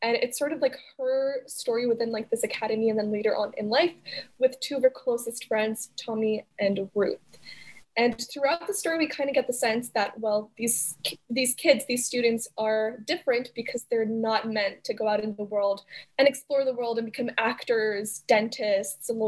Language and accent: English; Montreal, Quebec, Canada; I'm from Montreal